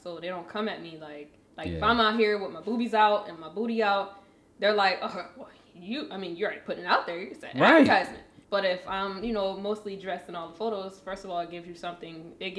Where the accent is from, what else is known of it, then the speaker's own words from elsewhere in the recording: Charleston, South Carolina, United States; Charleston, South Carolina.